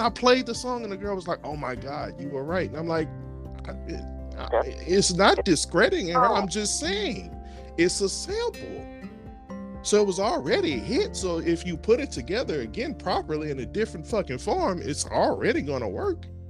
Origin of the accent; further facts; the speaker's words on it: Louisiana, United States; also born or lived in New Orleans; I'm from Louisiana.